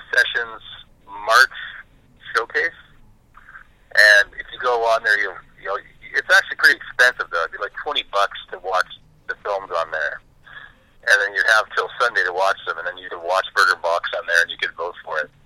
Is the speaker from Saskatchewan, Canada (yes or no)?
yes; Bangor, Saskatchewan, Canada; moved away as an adult; also born or lived in Vancouver, Canada; I grew up in Saskatchewan in a place called Bangor. Like, not Bangor, Maine, but Bangor, Saskatchewan